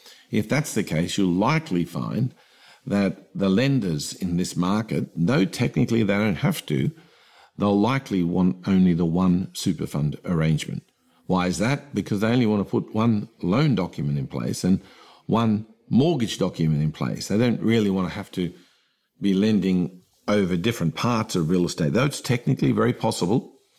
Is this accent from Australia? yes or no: yes; New South Wales, Australia; I'm from New South Wales, for example